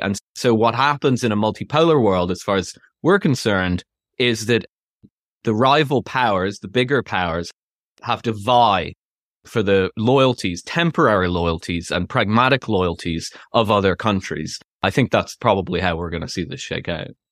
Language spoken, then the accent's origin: English; Ireland; moved away as an adult; also born or lived in London / United States; now in United Kingdom; I'm Irish, but I've lived in the UK most of my adult life.